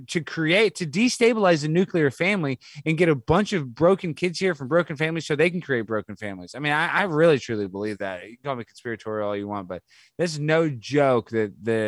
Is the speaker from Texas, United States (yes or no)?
yes; Dallas, Texas, United States; I grew up in Dallas, it's all Hispanic